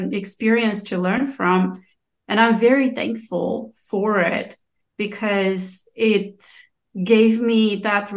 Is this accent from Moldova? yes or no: yes; Moldova; first language Romanian; English is a second language; moved away; I'm from Moldova